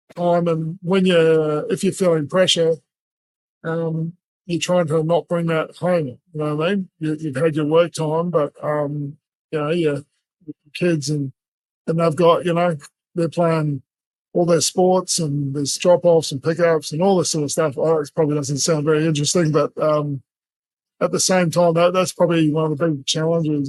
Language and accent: English; Brisbane, Queensland, Australia; also born or lived in New Zealand; I'm from New Zealand, but Brisbane's my home. It's where I've grown up since I was nine years old.